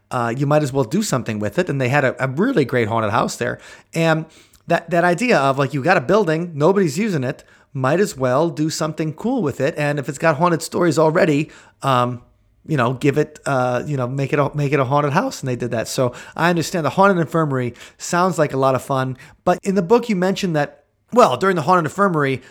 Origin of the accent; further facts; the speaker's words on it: Mukwonago, Wisconsin, United States; I grew up in Mequonago, Wisconsin